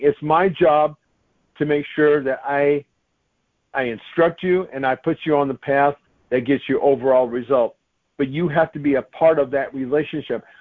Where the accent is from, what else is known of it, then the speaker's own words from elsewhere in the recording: United States; I'm an American